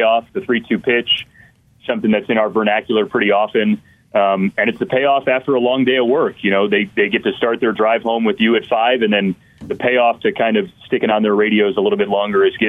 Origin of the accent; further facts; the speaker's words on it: Detroit, Michigan, United States; I grew up in the Detroit area